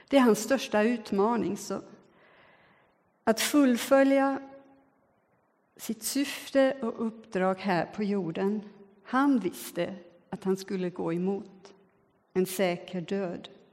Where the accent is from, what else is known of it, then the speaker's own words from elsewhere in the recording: Switzerland; now in Sweden; jag är både född och uppvuxen i Schweiz